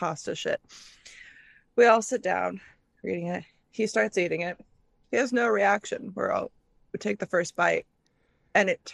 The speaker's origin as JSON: {"language": "English", "region": "Midwest", "country": "United States", "tie": "born or raised there", "said": "growing up in the Midwest"}